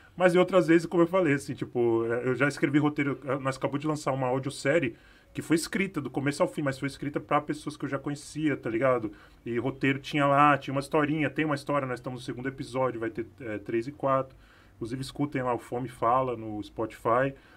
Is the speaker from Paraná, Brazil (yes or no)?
no; São Paulo, Brazil; eu sou do Capão